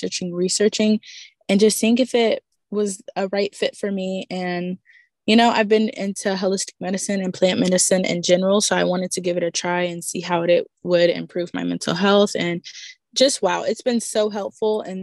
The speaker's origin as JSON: {"language": "English", "region": "Texas", "country": "United States", "said": "I'm from Texas."}